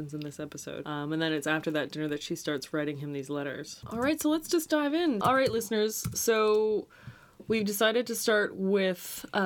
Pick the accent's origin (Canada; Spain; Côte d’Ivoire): Canada; as a Canadian